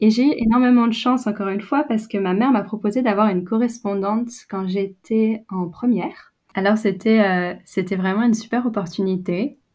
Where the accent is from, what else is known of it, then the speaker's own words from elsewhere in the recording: Brittany, France; moved away as an adult; also born or lived in England; now in New Zealand; je viens de Bretagne